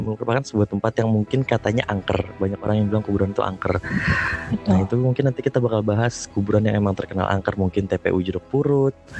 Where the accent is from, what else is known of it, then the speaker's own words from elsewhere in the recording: Bekasi, West Java, Indonesia; gue dari Bekasi